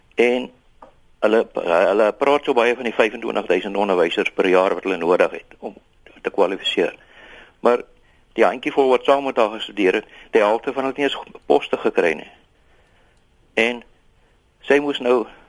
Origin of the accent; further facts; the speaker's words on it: Eastern Cape, South Africa; ek is van die Ooskaap